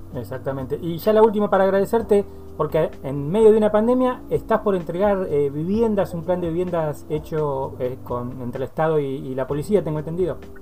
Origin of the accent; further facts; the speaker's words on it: Dolores, Buenos Aires Province, Argentina; donde soy oriundo, allí nací en Dolores